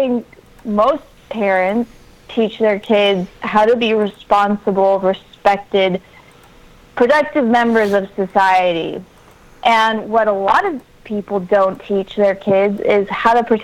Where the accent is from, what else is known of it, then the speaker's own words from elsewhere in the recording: Miami, Florida, United States; I grew up in Miami, Florida